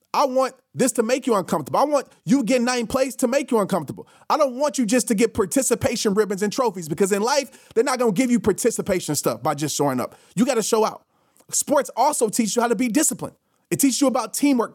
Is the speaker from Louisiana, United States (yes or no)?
yes; New Orleans, Louisiana, United States; when I used to travel when I was a kid from New Orleans to Little Rock to go visit my grandparents.